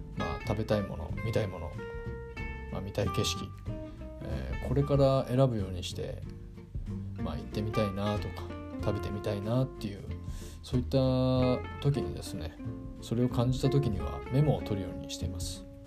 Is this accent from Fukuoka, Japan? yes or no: no; Hiroshima, Japan; now in Tokyo, Japan; まあ出身が広島なんですけど、広島の田舎から上京してきて